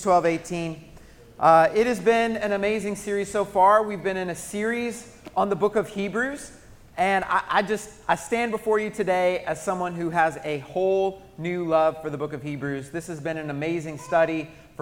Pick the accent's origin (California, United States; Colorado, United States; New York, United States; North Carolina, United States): Colorado, United States; growing up in Colorado. Grew up just with the Rocky Mountains right there in my backyard